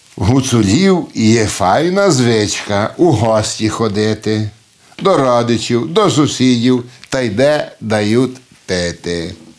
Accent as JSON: {"language": "Ukrainian", "town": "Bistra", "region": "Maramureș County", "country": "Romania", "tie": "born or raised there", "accent": "Hutsul", "first_language": "Ukrainian (Hutsul dialect)", "said": "син цього села, село Бестрий, Марамуришу. Тут народився я"}